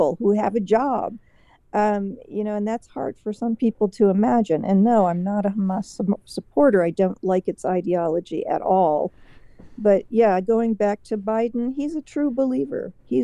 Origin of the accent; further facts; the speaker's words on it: United States; people were always very welcoming of me as an American